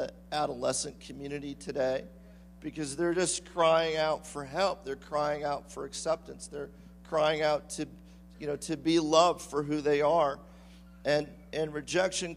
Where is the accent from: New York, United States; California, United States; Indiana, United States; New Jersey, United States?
California, United States; I'm from California.